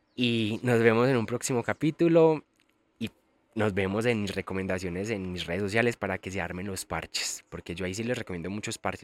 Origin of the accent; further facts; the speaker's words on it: El Carmen de Viboral, Antioquia, Colombia; moved away as an adult; now in Medellín, Colombia; soy de Medellín, bueno, en realidad vivo en Medellín hace un par de años, pero soy del Carmen de Vioral. A mucho honor soy de pueblo y amo los pueblos. Viví 25 años de mi vida en el Carmen